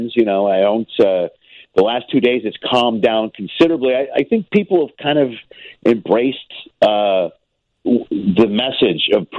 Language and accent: English; Chicago, Illinois, United States; now in Los Angeles, United States; I grew up in Chicago, you know, I'm from there